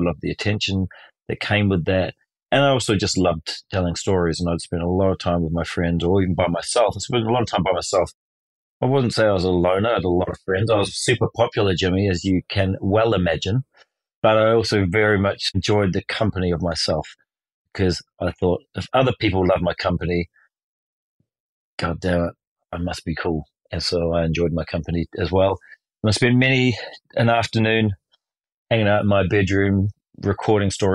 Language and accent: English; New Zealand; I was born in New Zealand in 1975 on August the 16th.